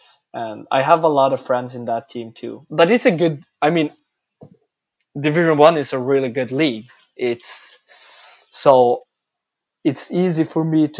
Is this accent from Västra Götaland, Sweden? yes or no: no; Örnsköldsvik, Västernorrland County, Sweden; English is a second language; moved away; also born or lived in Canada; That's my hometown. It's Örnsköldsvik hockey.